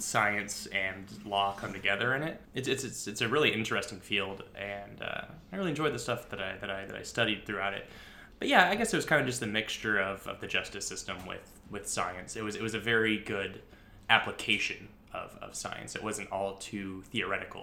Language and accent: English; California, United States; moved away as an adult; I did Ophelia stuff in California. I did theater in high school